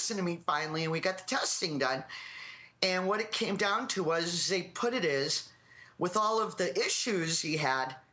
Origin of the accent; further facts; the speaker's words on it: Plymouth, Massachusetts, United States; I'm from Plymouth, Mass